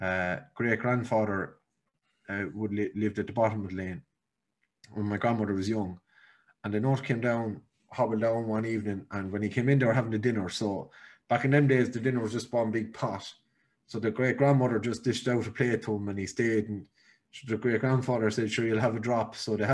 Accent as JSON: {"language": "English", "country": "Ireland", "tie": "born or raised there", "said": "growing up in Catholic Ireland, going to Catholic Irish schools"}